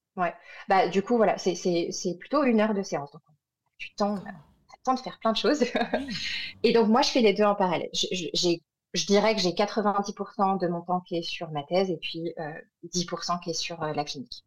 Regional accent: France; moved away as an adult; also born or lived in Montreal, Canada; quand on est orthophoniste française, qu'on est diplômé de France ou de Belgique ou de Suisse

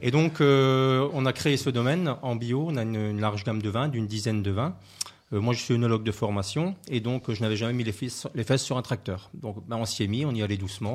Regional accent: Alsace, Grand Est, France; moved away; je suis originaire d'Alsace

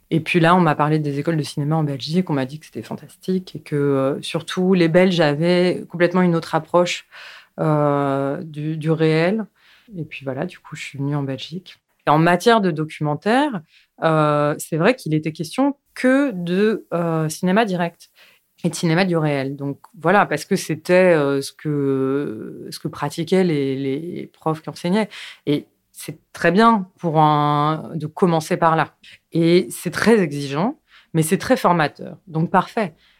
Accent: Paris, Île-de-France, France; je suis née à Paris, donc euh, j'ai passé mes plus jeunes années à Paris, puis après on a déménagé en banlieue, et après je suis retournée à Paris

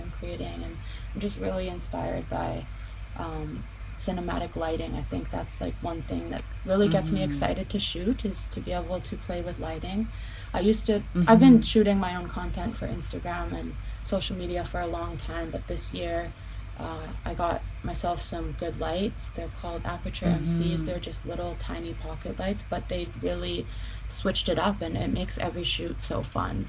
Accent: Penticton, British Columbia, Canada; also born or lived in Vancouver; I was born in Penticton. Yeah, my dad raised me there.

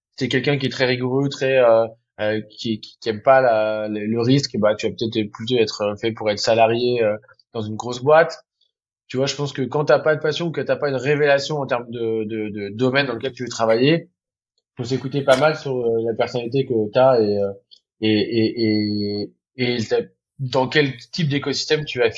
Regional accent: Normandy, France; now in Paris, France; Comme j'ai grandi en Normandie près de la mer

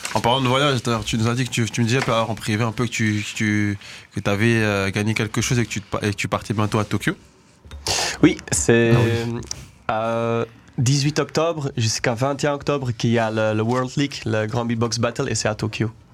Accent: Denderleeuw, Flanders, Belgium; also born or lived in Aalst; now in Brussels, Belgium; moi je suis né à Alost. Euh, quand j'étais à l'école, c'était à Danderleu et maintenant j'habite à Bruxelles, à Anderlecht

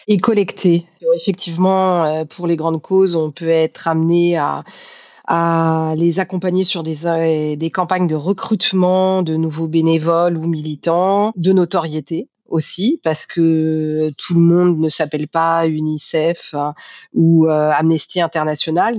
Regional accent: Paris, Île-de-France, France; en tant que Parisienne

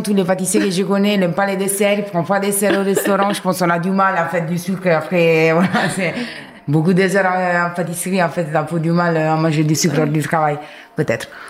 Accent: Rome, Lazio, Italy; French is a second language; now in France; je viens de Rome

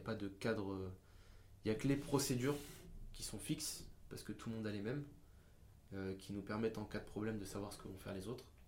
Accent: France; on est français

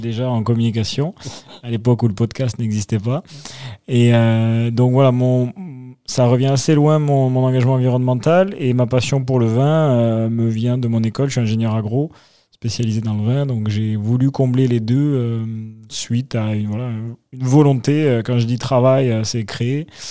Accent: Toulouse, Occitania, France; moved away as an adult; now in Bordeaux, France; originaire de Toulouse

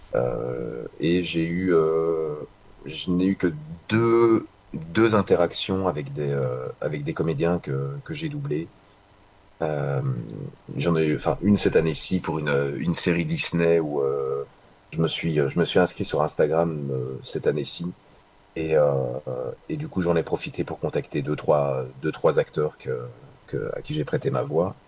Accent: Belgium; chez nous en Belgique

